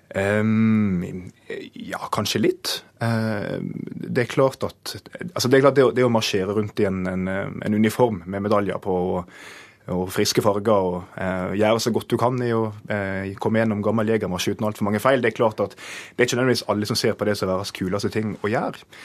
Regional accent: Nordfjord, Vestland, Norway; det er barndommen min i Nordfjord skolekorps

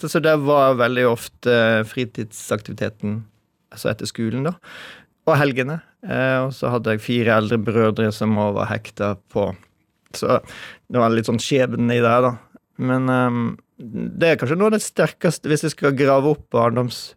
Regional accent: Skjeldal, Vestland, Norway; Da begynte det stilt og snø på Skjeldal, men var der med familien min. der jeg vokste opp.

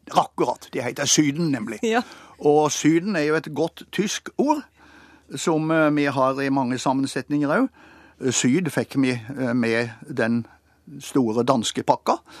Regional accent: Tvedestrand, Agder, Norway; accent: Tvedestrand dialect; I min dialekt, som altså da er tvedestrandstype

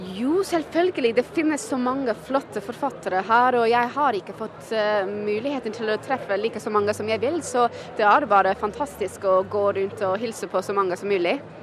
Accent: New York, United States; moved away; jeg kommer fra New York

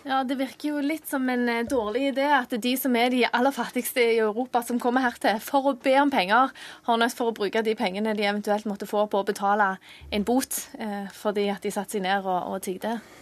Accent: Stavanger, Rogaland, Norway; jeg er fra Stavanger

